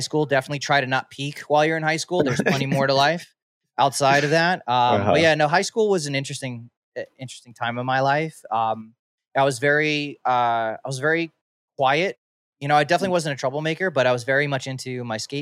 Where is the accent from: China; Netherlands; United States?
United States; Suffolk County, Long Island, New York; moved away as an adult; now in West Coast, United States; growing up in Suffolk County, I grew up in a pretty conservative white neighborhood